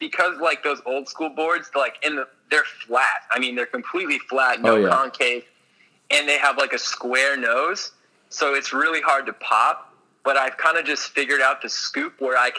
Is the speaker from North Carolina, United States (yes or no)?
no; Orlando, Florida, United States; moved away; I'm a kid who grew up in Orange County, Florida